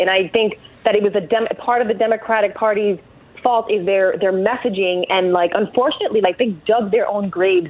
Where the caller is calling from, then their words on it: Miami, Florida, United States; I'm calling you from Miami.